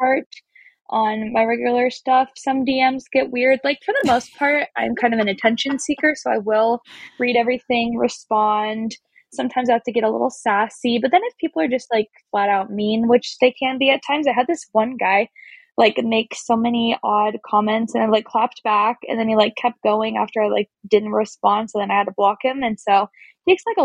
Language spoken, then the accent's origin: English; Olympia, Washington, United States; moved away as an adult; now in Spokane, United States; I was in my hometown of Olympia, Washington, which is like an hour outside of Seattle.